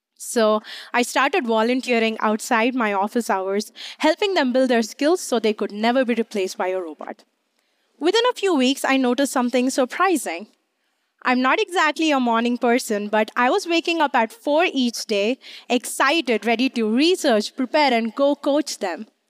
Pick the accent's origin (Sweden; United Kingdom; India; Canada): India; moved away as an adult; now in United States; I grew up in India